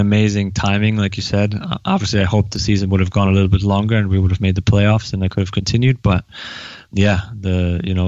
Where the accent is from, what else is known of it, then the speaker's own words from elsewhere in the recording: Neustadt an der Aisch, Bavaria, Germany; moved away; I grew up in Neustadt an der Aisch, which is about 30 to 45 minutes outside of Nuremberg, in Franconia, you know, Bavaria, northern Bavaria.